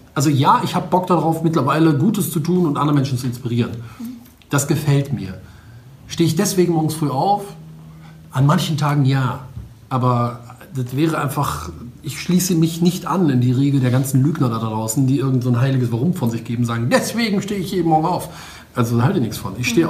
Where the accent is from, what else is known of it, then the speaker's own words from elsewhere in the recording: Wuppertal, North Rhine-Westphalia, Germany; now in Düsseldorf, Germany; ich komme aus, ähm, eigentlich aus Wuppertal, wohne aber in Düsseldorf